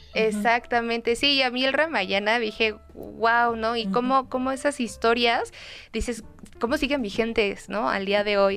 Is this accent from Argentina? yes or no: no; Mexico; como buen mexicano o como buen este, latinoamericano